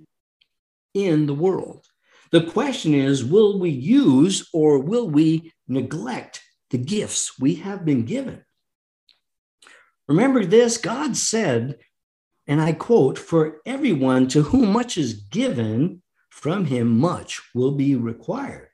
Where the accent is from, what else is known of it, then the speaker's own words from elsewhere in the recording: United States; we, the American people